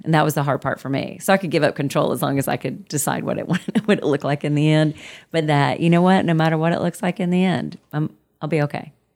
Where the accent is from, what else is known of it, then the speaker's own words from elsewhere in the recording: Muskogee, Oklahoma, United States; moved away; I grew up in Muskogee, Oklahoma